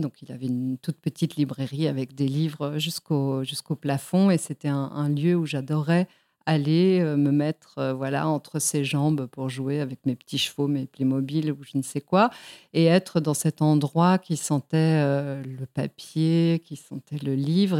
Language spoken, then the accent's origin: French; Mexico; born or raised there; also born or lived in Spain; now in Lyon, France